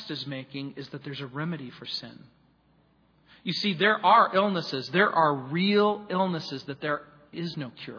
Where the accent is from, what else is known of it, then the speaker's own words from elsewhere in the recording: Southern California, United States; also born or lived in New Orleans, Louisiana / San Francisco; raised in Southern California